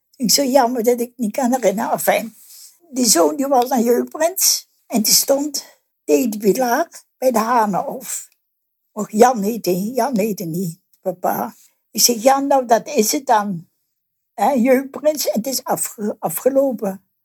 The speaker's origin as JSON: {"language": "Dutch", "region": "North Brabant", "country": "Netherlands", "moved": "as an adult", "lives_now": "Geleen, Netherlands", "said": "Ik kom uit Brabant, ja. Maar in mijn dorp in Westwijk hadden ze ook een Karmelietenklooster"}